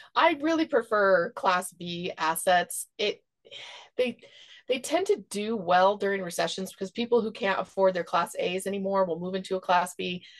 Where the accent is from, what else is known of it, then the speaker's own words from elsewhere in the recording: Seattle, Washington, United States; moved away; also born or lived in Idaho / Texas; I grew up in Seattle